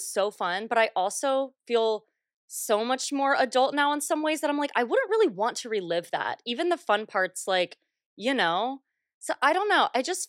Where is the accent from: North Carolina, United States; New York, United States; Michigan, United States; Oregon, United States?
North Carolina, United States; I grew up 30 minutes outside of Elon. And my mom teaches at Elon, too. So I was, like, always back and forth. So, yeah. Was a North Carolina girl for a long time.